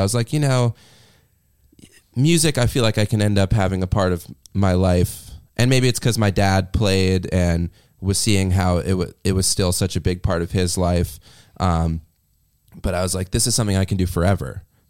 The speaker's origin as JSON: {"language": "English", "town": "New Haven", "region": "Connecticut", "country": "United States", "tie": "born or raised there", "said": "Well, it's funny because when I was growing up, I grew up like right outside New Haven, and Yale hockey was like a really big program for, you know, youth hockey for a lot of people."}